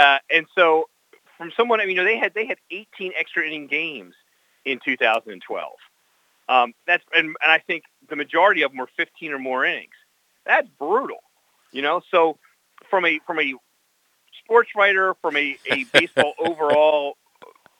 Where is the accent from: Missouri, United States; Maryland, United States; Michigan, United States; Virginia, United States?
Maryland, United States; Baltimore; when I was growing up in Baltimore